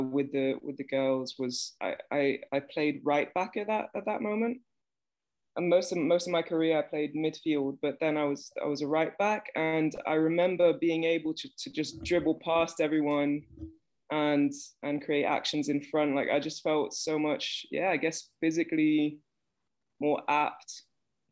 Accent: Belgium; I was born in Belgium, and I've basically lived in Belgium most of my life.

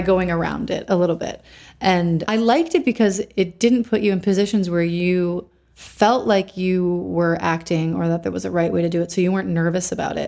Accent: Canandaigua, New York, United States; also born or lived in Rochester, New York / Pennsylvania; I was born in Canandaigua, New York. Canandaigua Lake is one of the Finger Lakes in upstate New York, so close to Rochester, which is where I lived later in life.

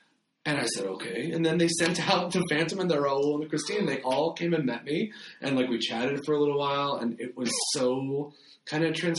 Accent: Ohio, United States; I grew up in Ohio

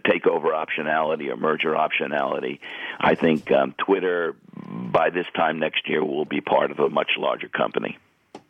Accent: Rockville Centre, New York, United States; my hometown, Rockville Center, Long Island, on the South Shore

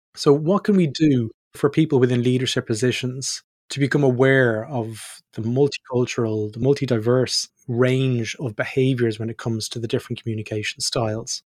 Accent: Ireland; moved away; also born or lived in Australia; me being Irish

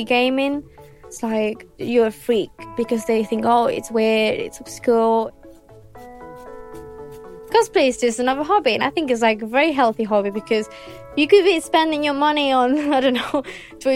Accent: Spain; I am 24. I am from Spain

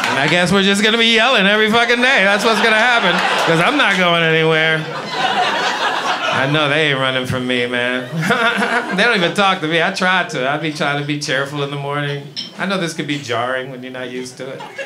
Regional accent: New York, United States; also born or lived in St. Croix, U.S. Virgin Islands; I am from Brooklyn. I grew up in Brooklyn, East New York

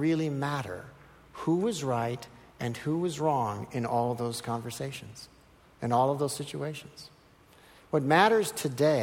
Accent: Minnesota, United States; I'm from Minnesota

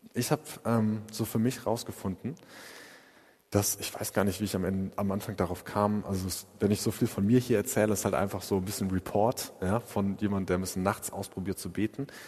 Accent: Freiburg, Baden-Württemberg, Germany; wie wir das als Freiburger machen

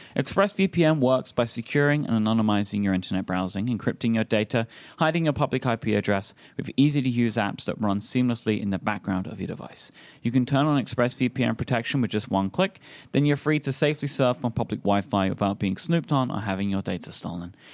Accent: England, United Kingdom; as an English person

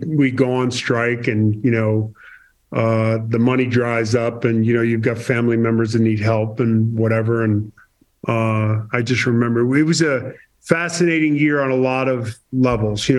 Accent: Boston, Massachusetts, United States; I'm from Boston

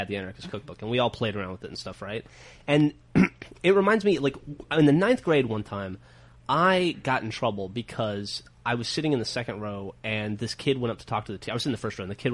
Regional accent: Alabama, United States; I was very bored growing up in Alabama

